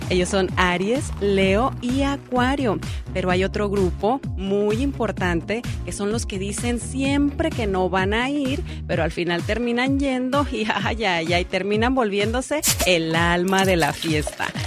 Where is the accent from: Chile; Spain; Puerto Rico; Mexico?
Mexico; Hacemos rendir la mañana como todo mexicano.